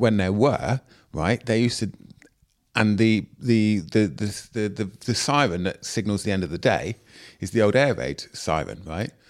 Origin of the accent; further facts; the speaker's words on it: Plymouth, South West England, United Kingdom; moved away; also born or lived in Clapham / Stratford; I am from Plymouth